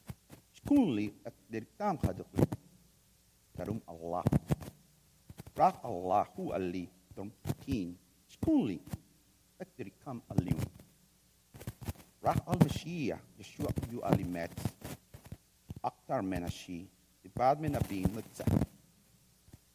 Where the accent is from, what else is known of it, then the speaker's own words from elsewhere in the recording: Mexico; I am from Mexico